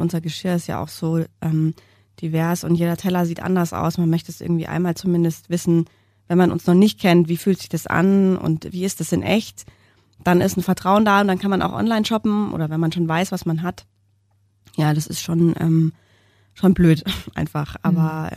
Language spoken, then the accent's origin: German; Munich, Bavaria, Germany; wir sind beide Münchner und unsere Männer auch